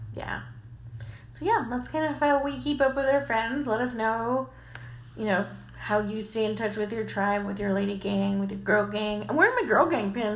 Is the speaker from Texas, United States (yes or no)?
yes; the Valley, Texas, United States; now in San Antonio, United States; I'm from the Valley, so I'm not really a San Antonian